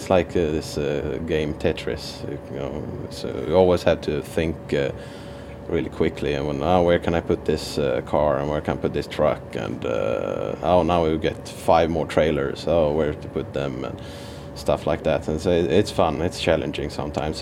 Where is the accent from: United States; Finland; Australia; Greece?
Finland; I'm actually from Finland, so my education is from Finland